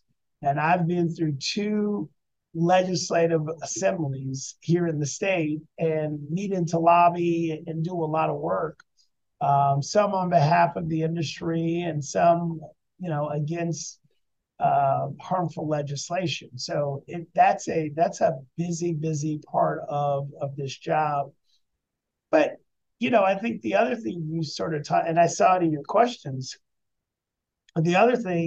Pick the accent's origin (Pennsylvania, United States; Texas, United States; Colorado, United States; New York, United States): Colorado, United States; Denver; moved away as an adult; also born or lived in Richmond; now in Louisville, United States; I'm from Denver originally.